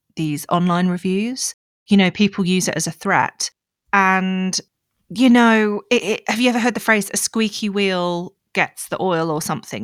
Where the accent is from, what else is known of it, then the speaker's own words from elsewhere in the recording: United Kingdom; moved away as an adult; now in South Africa; I'm British, I'm middle class.